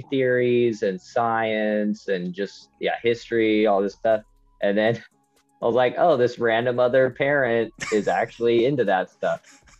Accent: Utah, United States; moved away; also born or lived in Washington, D.C.; I grew up in Utah.

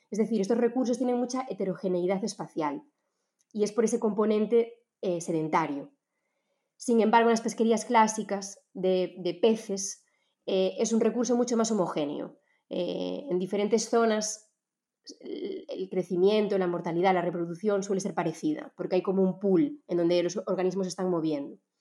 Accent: Galicia, Spain; yo soy gallega

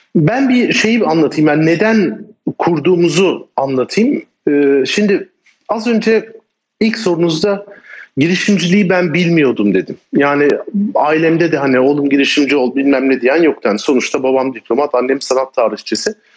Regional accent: Turkey

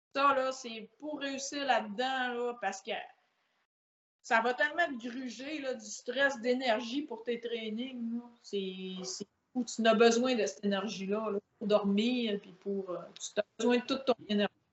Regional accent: La Baie, Quebec, Canada; Moi, je viens de grande baie

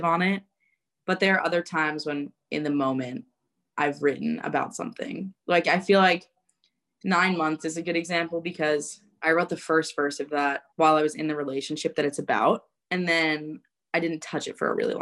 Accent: New York, United States; now in Nashville, United States; growing up in New York

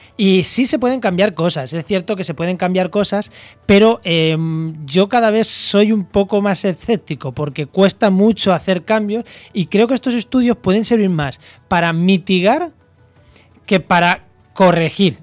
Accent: Castilla-La Mancha, Spain; moved away; also born or lived in Campo de Gibraltar; yo que soy manchego

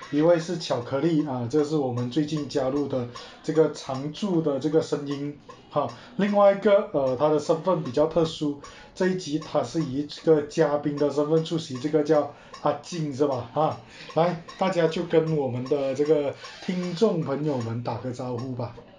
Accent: Malaysia; 我们马来西亚人讲话的方式

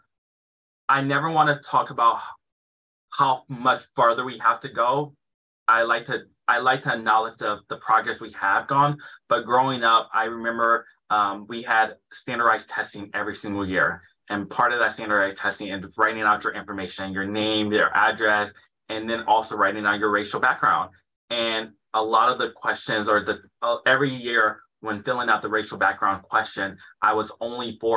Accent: Detroit, Michigan, United States; growing up in Detroit, Michigan, which is predominantly Black

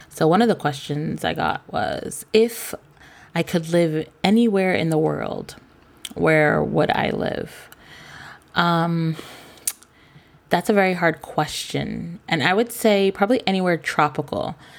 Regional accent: Cambridge, Massachusetts, United States; our hustle as kids growing up in Cambridge

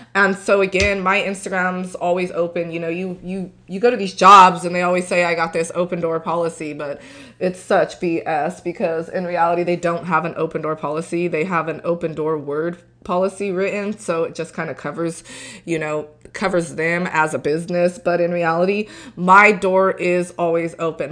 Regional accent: Tulare County, California, United States; also born or lived in Torrance, California / Cameron, Texas; I grew up in Tulare County

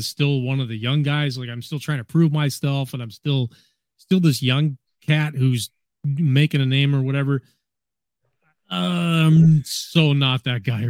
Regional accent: Michigan, United States

